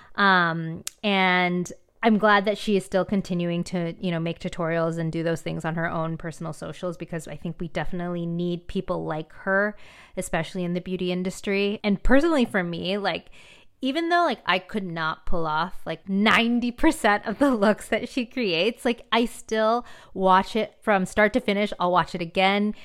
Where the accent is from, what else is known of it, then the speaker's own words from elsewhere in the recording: San Diego, California, United States; I grew up in a predominantly Caucasian, um, city in San Diego